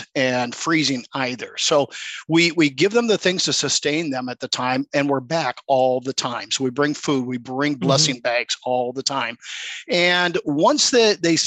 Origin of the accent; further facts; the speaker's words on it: Des Moines, Iowa, United States; I grew up in Des Moines, Iowa